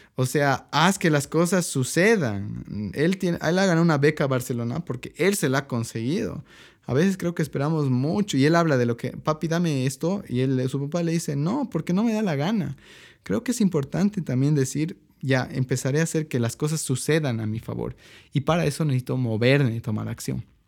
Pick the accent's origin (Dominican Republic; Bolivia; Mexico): Bolivia